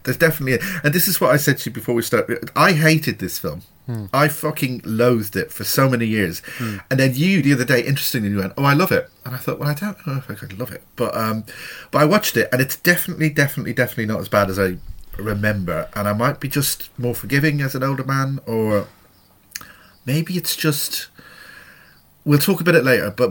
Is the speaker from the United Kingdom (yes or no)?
no; Ireland; being Irish